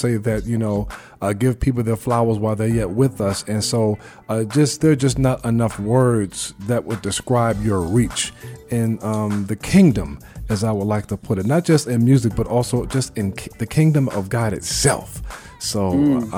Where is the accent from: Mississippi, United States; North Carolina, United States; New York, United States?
New York, United States; New York City; I'm from Bed-Stuy in Brooklyn